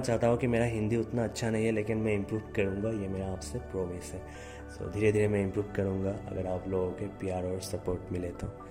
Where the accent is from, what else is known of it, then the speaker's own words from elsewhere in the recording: Assam, India; also born or lived in Guwahati; मैं आसाम से हूँ गुवाहाटी में रहता हूँ